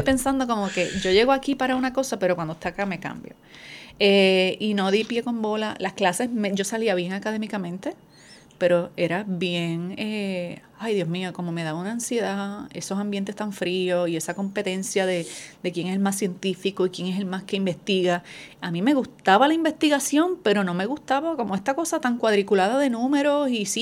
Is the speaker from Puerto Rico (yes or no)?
yes; Adjuntas, Puerto Rico; moved away as an adult; now in San Juan, Puerto Rico; soy puertorriqueña, natural del pueblo de Adjuntas, llevo más de 20 años viviendo en San Juan